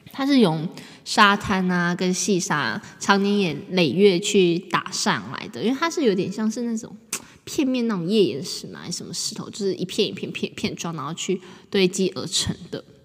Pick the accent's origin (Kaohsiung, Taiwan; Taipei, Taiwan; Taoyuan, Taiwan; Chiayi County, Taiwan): Taipei, Taiwan; 我们是台北人。对，我们就住台北